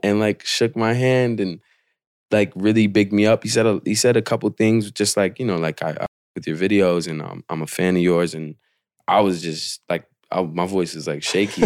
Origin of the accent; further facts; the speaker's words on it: Portland, Oregon, United States; I was born and raised in Portland